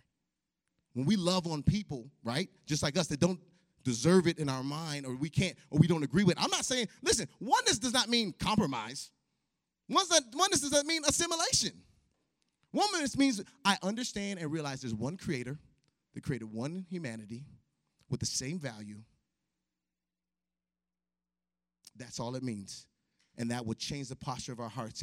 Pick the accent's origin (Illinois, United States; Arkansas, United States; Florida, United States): Illinois, United States; Chicago; moved away; I grew up in Chicago